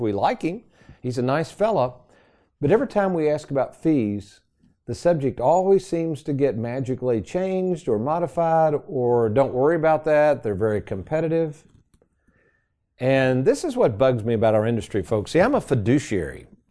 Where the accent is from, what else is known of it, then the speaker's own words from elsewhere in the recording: Lexington, United States; I had a basement growing up in Lexington. My mom still lives in that same house